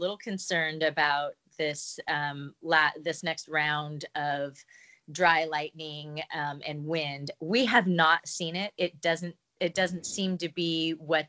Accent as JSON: {"language": "English", "town": "Calistoga", "region": "California", "country": "United States", "tie": "born or raised there", "moved": "yes", "said": "we're in Calistoga. This is my hometown"}